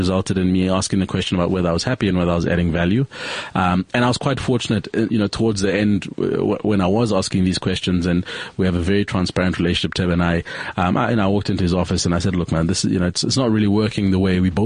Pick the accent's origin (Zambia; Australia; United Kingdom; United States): Zambia; now in South Africa; I'm from Zambia originally, so when I came to South Africa after 94, I naturalized as a South African after 94